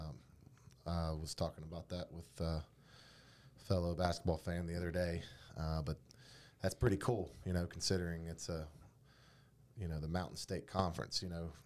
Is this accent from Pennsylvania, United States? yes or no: no; North Carolina, United States; now in West Virginia, United States; I'm from North Carolina and we use the one A, two A, three A, four A lingo